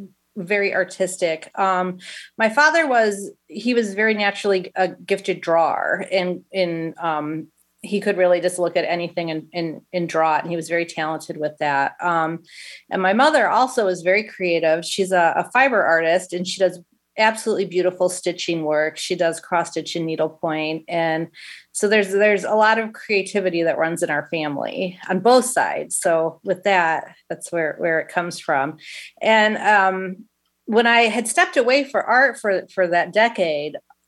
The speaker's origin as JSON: {"language": "English", "town": "Schererville", "region": "Indiana", "country": "United States", "tie": "born or raised there", "said": "I am from Schererville, Indiana, and born and raised"}